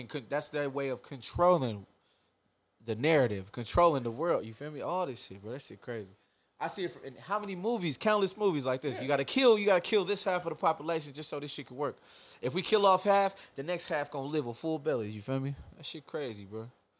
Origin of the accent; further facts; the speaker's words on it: Midwest, United States; I'm from the Midwest.